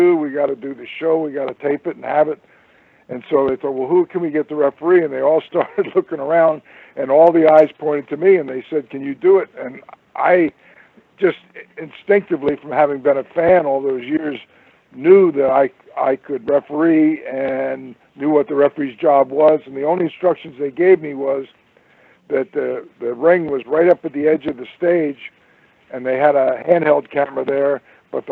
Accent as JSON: {"language": "English", "town": "Trenton", "region": "New Jersey", "country": "United States", "tie": "born or raised there", "also_born_or_lived": "Reading, Pennsylvania", "said": "I was born and raised in Trenton, New Jersey"}